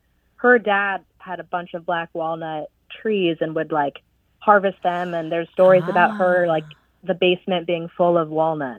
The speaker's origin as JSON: {"language": "English", "region": "Ohio", "country": "United States", "moved": "yes", "lives_now": "Arlington, United States", "said": "We're both in our mid-30s, and we're both from the Midwest. She's from Iowa, and I'm from Ohio."}